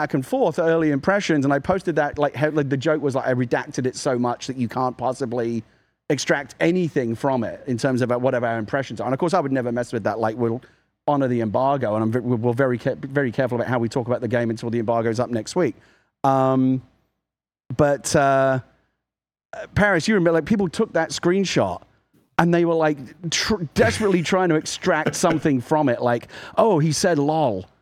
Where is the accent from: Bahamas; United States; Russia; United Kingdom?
United Kingdom; I'm British.